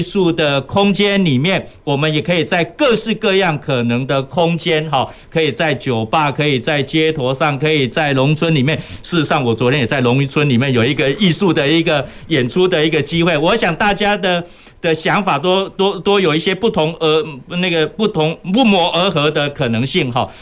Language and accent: Chinese; Taiwan; 我们台湾人非常有爱心